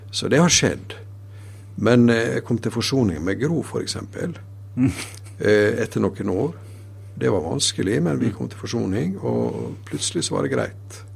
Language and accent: Norwegian; Sunnmøre, Møre og Romsdal, Norway; jeg er fra Sunnmøre